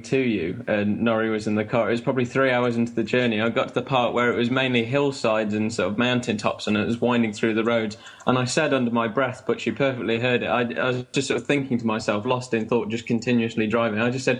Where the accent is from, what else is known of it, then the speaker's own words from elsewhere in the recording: Sutton-in-Ashfield, East Midlands, United Kingdom; also born or lived in Portsmouth; I'm from Nottinghamshire. I'm from the north end of it. So I'm from a place called Sutton-in-Ashfield, which is surrounded by more popular towns such as Mansfield. So Robin Hood country, but the far end of it.